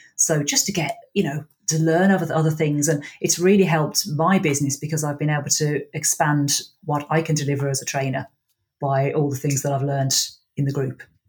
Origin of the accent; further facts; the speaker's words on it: Birmingham, West Midlands, United Kingdom; now in Ireland; I am from Birmingham in England and I speak English.